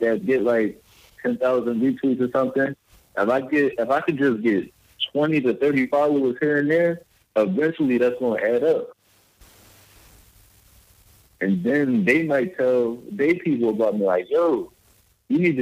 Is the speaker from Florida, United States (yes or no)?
no; Philadelphia, Pennsylvania, United States; moved away as an adult; I grew up in West Philly